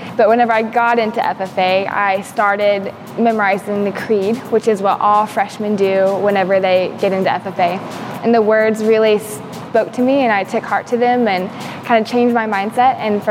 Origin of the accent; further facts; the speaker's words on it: Valley Springs, Arkansas, United States; I'm currently serving as the 2019-2020 Arkansas FFA State President, and I am from Valley Springs, Arkansas.